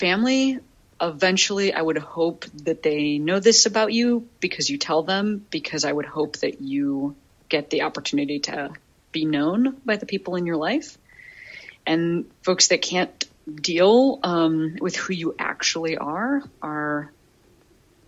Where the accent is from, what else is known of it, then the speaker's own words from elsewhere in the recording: Chicago, Illinois, United States; Chicago, my hometown.